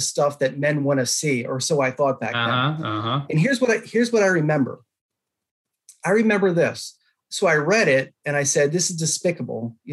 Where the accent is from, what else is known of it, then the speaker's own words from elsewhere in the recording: DC area, Maryland, United States; moved away as an adult; also born or lived in Florida; I'm from Maryland, I'm from the DC area